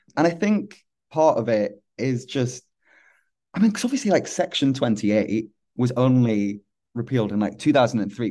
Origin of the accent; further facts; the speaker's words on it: Hull, Yorkshire and the Humber, United Kingdom; was growing up in Hull